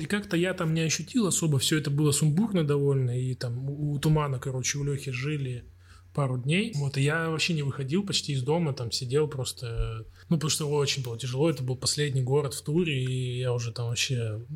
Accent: Krasnoyarsk, Krasnoyarsk Krai, Russia; moved away as an adult; also born or lived in Saint Petersburg / Podgorica; now in Warsaw, Poland; мы с … из Красноярска

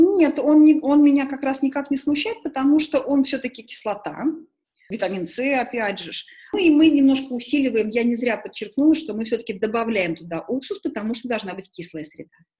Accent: Tashkent, Uzbekistan; now in Moscow, Russia; Я же человек из Ташкента, я же привыкла суп есть не из тарелки, а из косушки

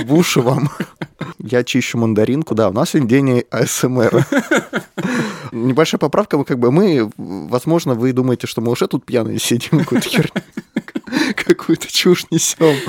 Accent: Moscow, Russia; я родился и вырос в Москве

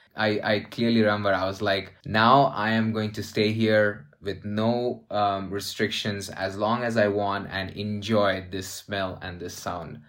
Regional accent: Dubai, United Arab Emirates; moved away as an adult; also born or lived in Saudi Arabia / India; I am from India, but I was raised, born and raised in Saudi Arabia and Dubai, mainly in Dubai.

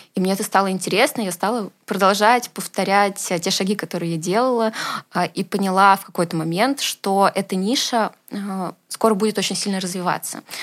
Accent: Moscow, Russia; я родилась в Москве

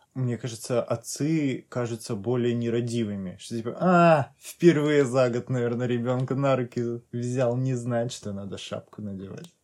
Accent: North Caucasus, Russia; moved away; also born or lived in Stavropol Krai; я как бы с Кавказа

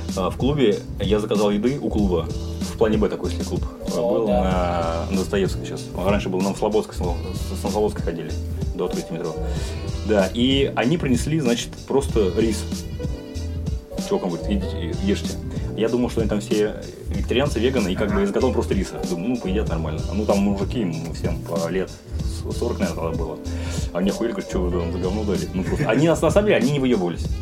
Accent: Vladimir, Vladimir Oblast, Russia; я так как из Владимира, от Владимира в Москву ехать э, всего лишь 3 часа на электричке

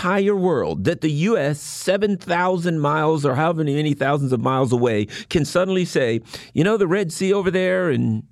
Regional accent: United States; as an American

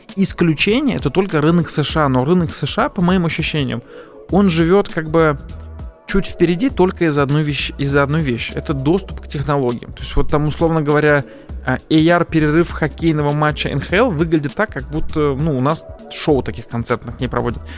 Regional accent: Azerbaijan; я поскольку сам азербайджанец

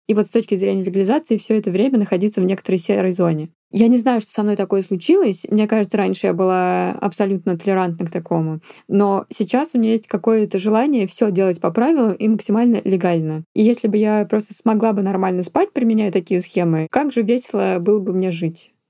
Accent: Russia; moved away; как настоящий россиянин

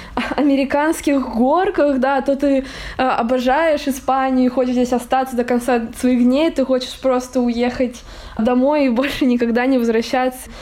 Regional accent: Russia; moved away as an adult; now in Barcelona, Spain; я из России, я тоже из России

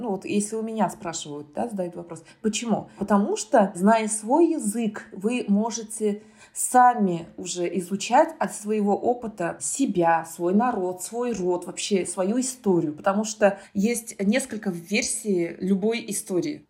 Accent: Kazan, Tatarstan, Russia; first language Tatar; Russian is a second language; Родилась я в Казани, выросла я в Казани, училась я в татарской гимназии

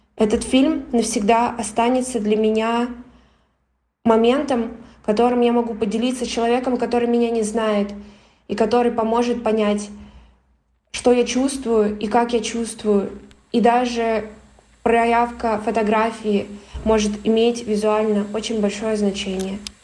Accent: Siberia, Russia; moved away as an adult; now in Cyprus; я родилась в Сибири и уже год живу на Кипре

